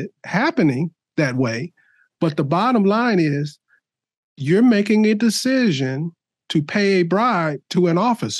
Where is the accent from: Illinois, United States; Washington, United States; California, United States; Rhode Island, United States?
Illinois, United States; Chicago; now in Palmer, United States; I grew up in Chicago.